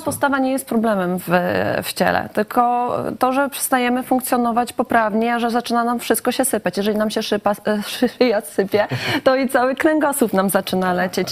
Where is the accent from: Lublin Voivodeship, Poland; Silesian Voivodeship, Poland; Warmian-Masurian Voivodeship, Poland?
Lublin Voivodeship, Poland; u nas na Lubelszczyźnie